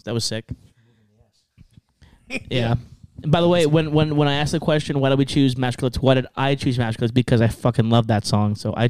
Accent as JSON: {"language": "English", "town": "San Gabriel Valley", "region": "California", "country": "United States", "said": "It's because I'm from San Gabriel Valley."}